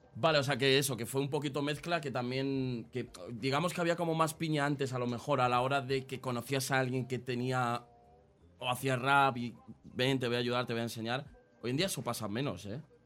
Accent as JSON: {"language": "Spanish", "town": "Aranjuez", "region": "Community of Madrid", "country": "Spain", "said": "Yo soy de Madrid, eh, igual, pero de Madrid Sur. O sea, estamos justo en el otro lado. Yo soy de, Aranjuez."}